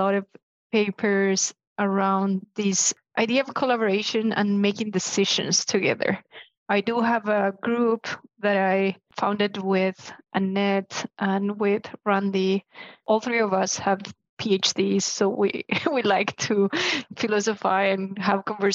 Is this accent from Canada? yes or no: no; Chile; I'm from Chile.